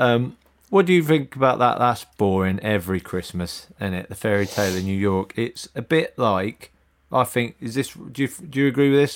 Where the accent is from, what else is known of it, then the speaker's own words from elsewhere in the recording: Northamptonshire, East Midlands, United Kingdom; I grew up in Northamptonshire.